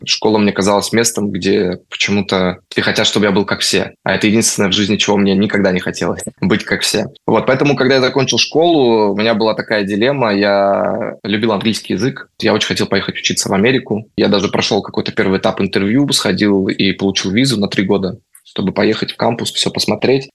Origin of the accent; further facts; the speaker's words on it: Moscow, Russia; moved away as an adult; now in Spain; Я действительно родился в Москве, при этом я не коренной москвич.